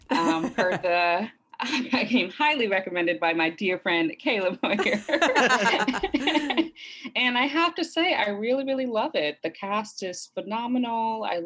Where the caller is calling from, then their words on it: Culver City, California, United States; I am joining you from Culver City in Los Angeles.